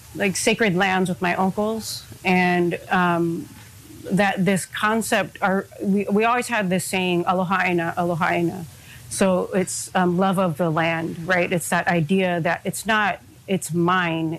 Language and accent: English; Hawaii, United States; I am an Oivi of Hawaii